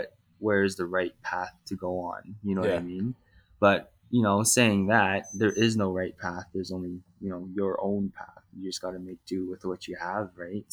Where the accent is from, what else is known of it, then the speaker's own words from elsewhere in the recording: Calgary, Alberta, Canada; I was born and raised here in Calgary, Canada